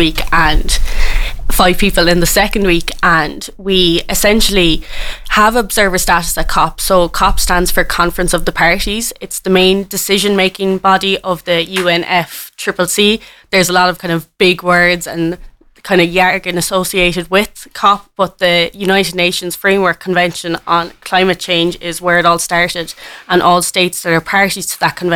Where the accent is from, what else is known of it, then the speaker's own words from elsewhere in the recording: Clonakilty, Munster, Ireland; now in Cork, Ireland; I'm from Clonakilty in West Cork